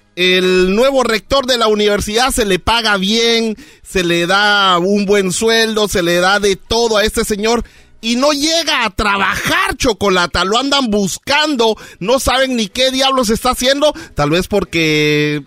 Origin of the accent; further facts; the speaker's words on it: Guatemala; moved away; nos vamos a mi país natal, Guatemala.